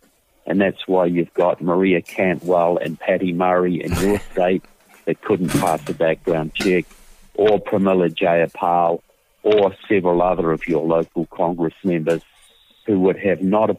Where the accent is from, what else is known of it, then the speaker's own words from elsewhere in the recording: New Zealand; moved away as an adult; now in United States; I'm from New Zealand, as you will tell by my accent. I have a southern accent. Deep Southern, and I've been living in the United States for several years.